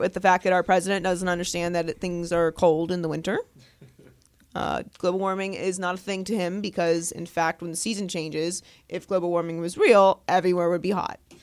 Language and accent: English; Pittsburgh, Pennsylvania, United States; I grew up in Pittsburgh